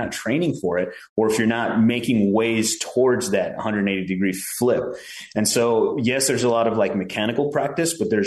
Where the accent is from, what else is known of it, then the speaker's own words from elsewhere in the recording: Chicago, Illinois, United States; also born or lived in Prescott, Arizona; now in Phoenix, United States; I grew up in Chicago and my whole life there was just a gamble, but a fun one